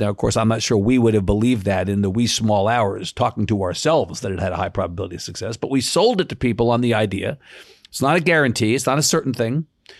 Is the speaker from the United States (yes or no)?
yes; New York, United States; moved away as an adult; being a New Yorker, even after 30 years in Texas, is like being an alcoholic.